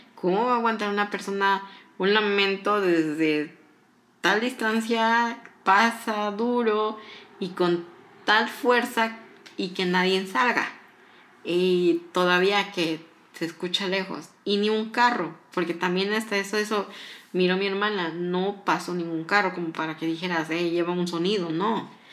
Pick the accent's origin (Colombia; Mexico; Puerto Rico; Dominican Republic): Mexico; Morelos; yo soy mexicana, soy del estado de Morelos